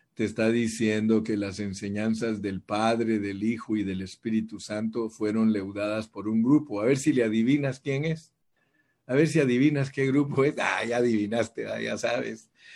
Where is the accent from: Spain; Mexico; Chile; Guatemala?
Guatemala; soy de Guate